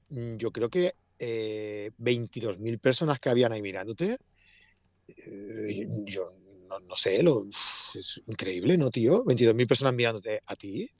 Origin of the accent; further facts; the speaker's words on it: Sant Feliu de Llobregat, Catalonia, Spain; Yo nací en San Felipe de Bregat.